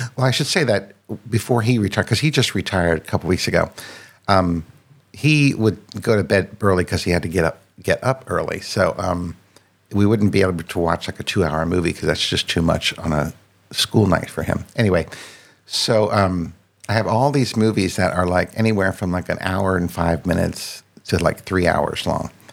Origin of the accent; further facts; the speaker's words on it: Northern Virginia, United States; also born or lived in France; I grew up in uh, Northern Virginia, which is right outside of Washington, D.C literally like seven miles from DC and spent my entire life in the same place.